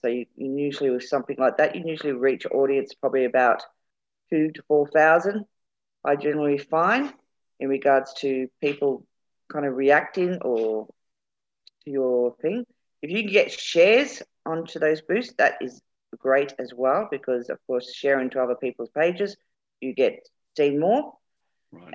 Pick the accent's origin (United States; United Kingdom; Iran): United Kingdom; England; We're both English